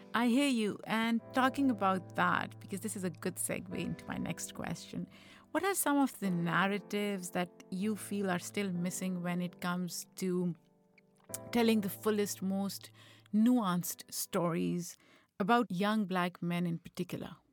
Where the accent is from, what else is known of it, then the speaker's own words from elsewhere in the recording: Pakistan; moved away; Growing up in Pakistan